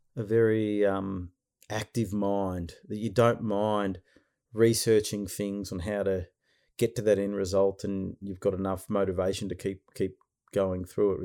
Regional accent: Frankston, Victoria, Australia; I was born in Frankston.

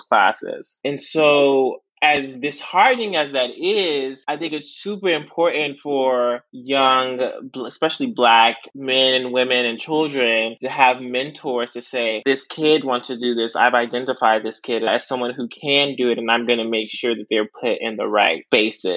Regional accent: Houston, Texas, United States; now in Austin, United States; I am from Houston, Texas, H-Town

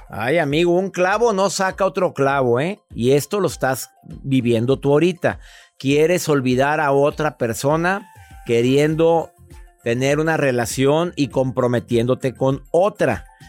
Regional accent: Costa Rica; Soy de Costa Rica

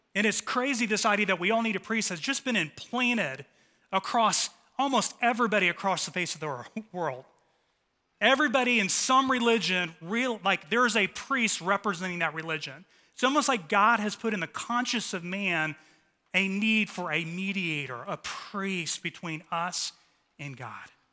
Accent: Dallas, Texas, United States; The three of us were like the trifecta of altar boys growing up in North Dallas

